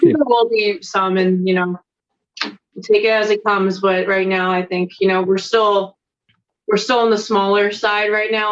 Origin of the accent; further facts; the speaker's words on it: Lancaster County, Pennsylvania, United States; I'm from Lancaster County